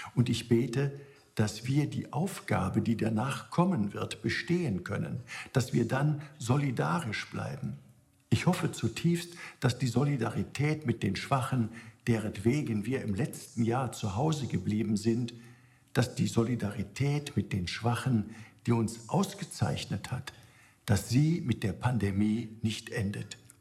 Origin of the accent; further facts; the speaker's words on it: Germany; Auch hier bei uns in Deutschland